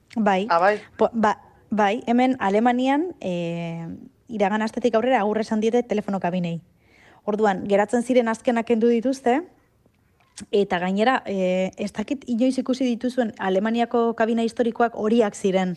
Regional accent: Arrasate, Basque Country, Spain; arrasateko arbolapetan bat zegoen kabina bat mitikoa, eta bo, hor zenbat bat aliz jolastu dugun

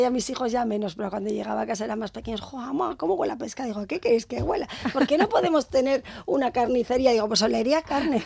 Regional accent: San Sebastián, Basque Country, Spain; las calles de la parte vieja, que es donde yo nací y crecí

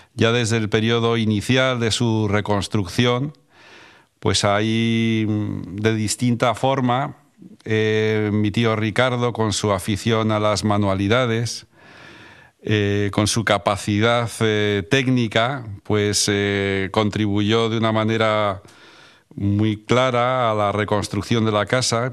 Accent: Madrid, Community of Madrid, Spain; moved away as an adult; also born or lived in San Sebastián; now in Bera, Spain; volví a Madrid a seguir con los estudios

